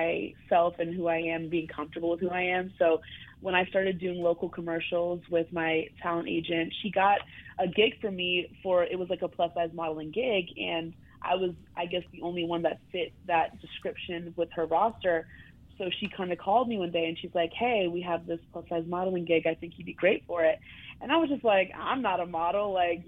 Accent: Brooklyn, New York, United States; Well, I'm from Brooklyn, reside in Brooklyn.

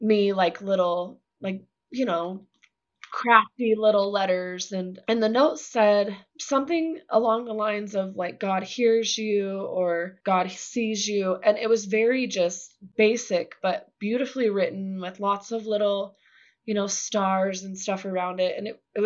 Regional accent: Utah, United States; Growing up in Utah

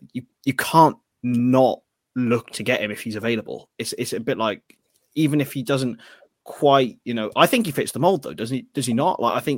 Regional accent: Hereford, West Midlands, United Kingdom; he's from Hereford, my hometown.

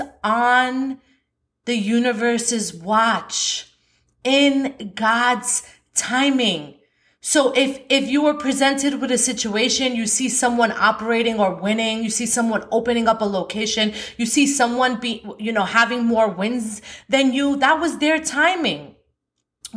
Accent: New York, United States; I'm from New York

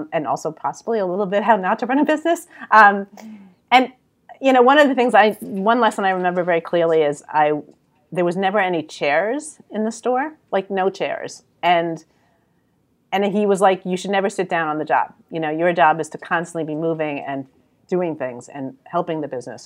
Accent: New York City, New York, United States; accent: New York; now in Philadelphia, United States; I'm really from New York.

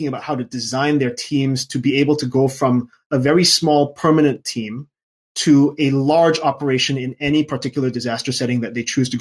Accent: Singapore; also born or lived in London / Auvergne, France; now in France; I was born and raised in Singapore

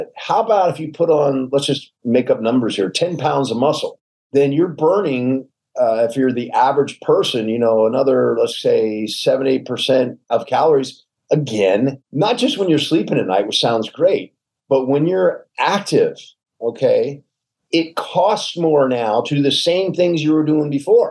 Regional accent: the South, United States; I'm a Southerner, so I mean guys and gals by just saying guys

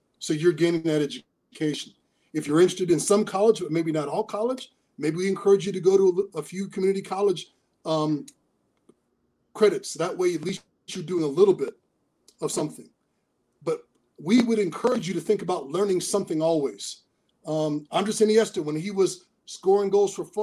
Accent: Seattle, Washington, United States; me as a kid in Seattle

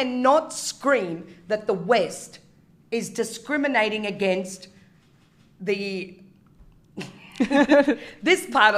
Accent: Australia; moved away as an adult; also born or lived in Qatar; now in Bahrain; that's how we lived in Australia

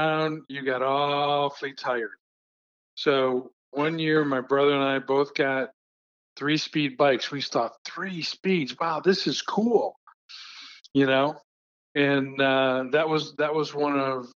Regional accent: Cleveland, Ohio, United States; also born or lived in Sugar Land, Texas; now in Houston, United States; Christmas in Cleveland was, we always went down with my mother's family

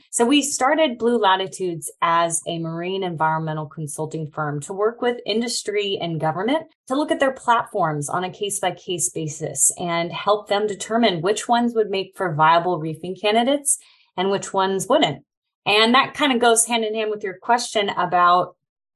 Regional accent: California, United States; I grew up in California and studied marine science at UC Berkeley.

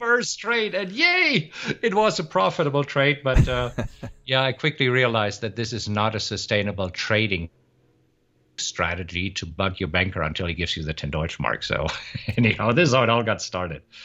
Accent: Germany; moved away as an adult; also born or lived in Munich, Germany; now in Austin, United States; originally, I am from Germany, but I live in Austin, Texas right now

